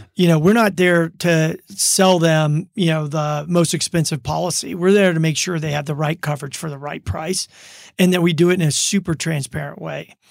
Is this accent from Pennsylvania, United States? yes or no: no; Baton Rouge, Louisiana, United States; moved away as an adult; also born or lived in Germany / Minneapolis, Minnesota; now in Reno, United States; I grew up in Baton Rouge, Louisiana